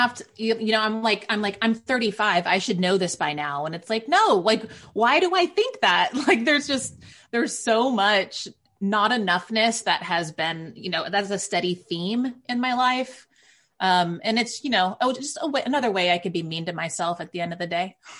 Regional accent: Waco, Texas, United States; moved away as an adult; also born or lived in Northern California; now in New York City, United States; I'm raised in a very conservative Waco, Texas

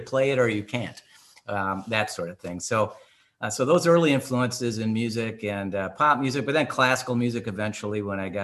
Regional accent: Detroit, Michigan, United States; moved away as an adult; also born or lived in Oakland County, Michigan; now in Long Island, United States; as a young child growing up in Detroit, Michigan, hardworking family

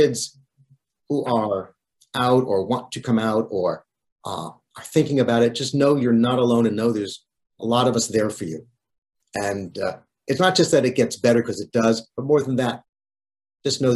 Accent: Great Neck, New York, United States; also born or lived in Newton Lower Falls, Massachusetts; My family moved from Newton, Lower Falls, Massachusetts when I was 9 years old to Great Neck on the north shore of Long Island. And Great Neck is where I still live

